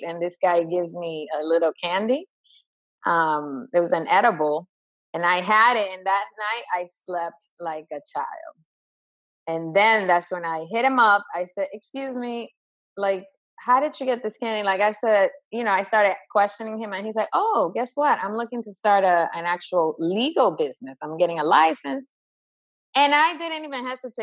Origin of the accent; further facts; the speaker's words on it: Dominican Republic; moved away; I'm originally from the Dominican Republic